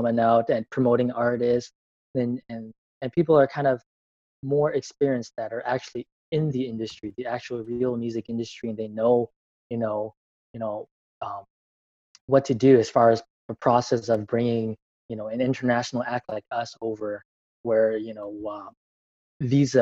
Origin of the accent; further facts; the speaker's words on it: Vancouver, British Columbia, Canada; I'm from Vancouver, Canada.